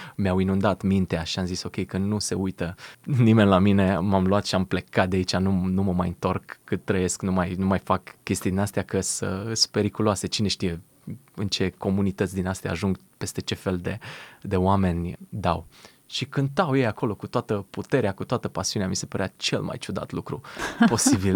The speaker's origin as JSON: {"language": "Romanian", "country": "Romania", "moved": "yes", "said": "sunt din România"}